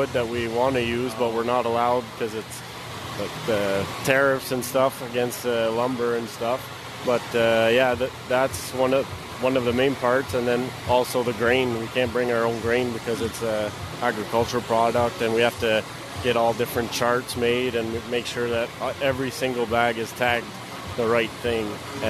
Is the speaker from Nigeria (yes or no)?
no; Quebec, Canada; I'm from, we're all from Quebec in Canada.